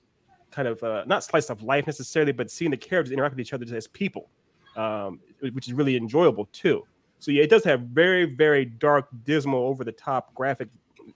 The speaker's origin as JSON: {"language": "English", "region": "Virginia", "country": "United States", "tie": "born or raised there", "also_born_or_lived": "outside Philadelphia, Pennsylvania", "said": "I grew up outside of Philly until I was about 8 years old. Then moved to Virginia"}